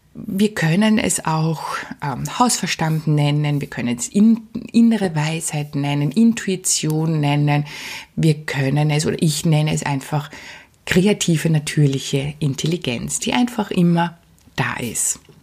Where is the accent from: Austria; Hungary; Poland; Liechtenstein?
Austria; bei uns in Österreich